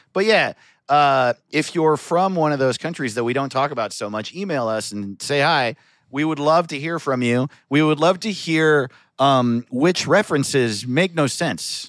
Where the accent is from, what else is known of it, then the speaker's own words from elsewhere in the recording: United States; I grew up in America